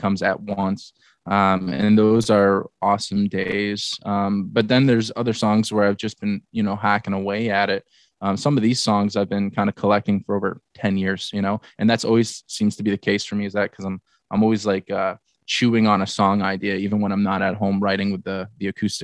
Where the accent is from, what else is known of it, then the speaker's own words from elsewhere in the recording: Barrie, Ontario, Canada; we grew up in Barrie, my hometown, together